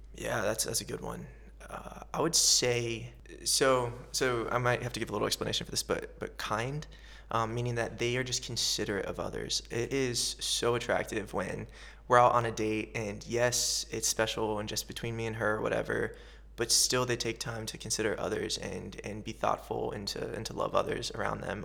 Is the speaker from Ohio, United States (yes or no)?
yes; central Ohio, United States; moved away as an adult; also born or lived in Los Angeles, United States; I was born and raised in a little farm town in central Ohio.